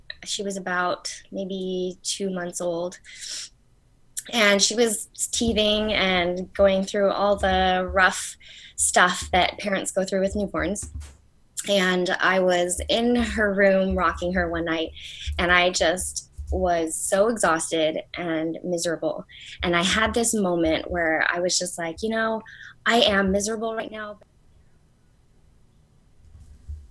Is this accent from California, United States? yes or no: yes; Sunnyvale, California, United States; I am from Sunnyvale, California, and I was born and raised out here